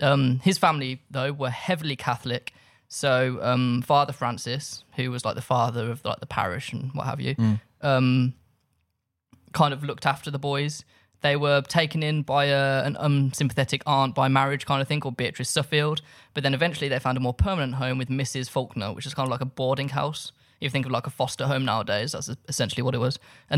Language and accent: English; England, United Kingdom; No, I'm English. So I just speak loud and slow because I'm arrogant.